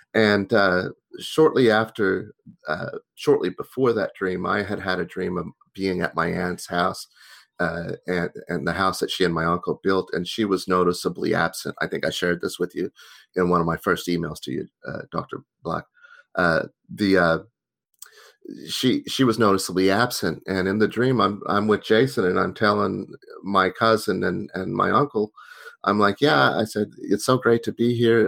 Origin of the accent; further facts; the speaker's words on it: Tulsa, Oklahoma, United States; moved away; also born or lived in Boston; I grew up in Tulsa, Oklahoma